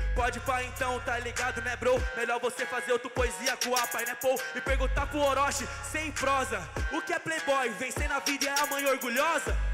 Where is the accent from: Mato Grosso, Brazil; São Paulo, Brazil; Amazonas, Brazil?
São Paulo, Brazil; Eu vim lá de SP